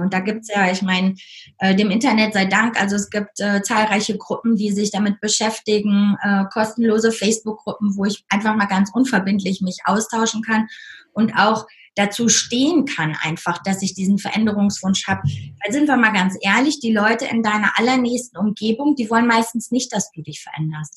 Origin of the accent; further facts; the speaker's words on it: North Rhine-Westphalia, Germany; moved away as an adult; also born or lived in United States; now in Lake Constance, Germany; von meiner Heimat Nordrhein-Westfalen